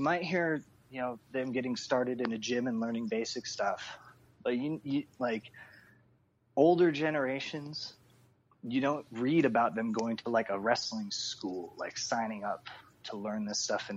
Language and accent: English; Philippines; we're all Filipino